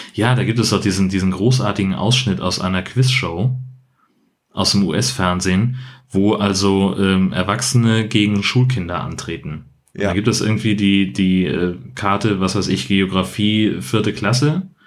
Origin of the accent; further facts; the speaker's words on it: Germany; ich komme aus Deutschland